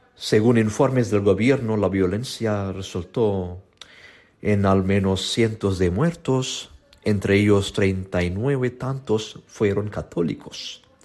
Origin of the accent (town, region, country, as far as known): India